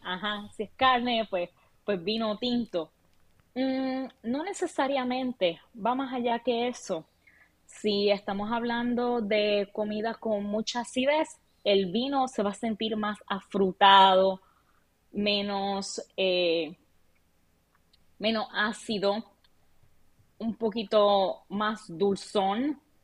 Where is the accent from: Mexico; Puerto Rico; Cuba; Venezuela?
Puerto Rico; now in Arlington, United States; yo soy una chica de Puerto Rico